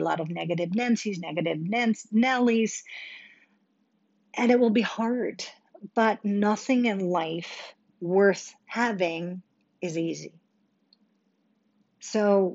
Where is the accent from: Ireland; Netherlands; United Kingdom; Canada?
Netherlands; now in Dallas, United States; I was born and raised in Holland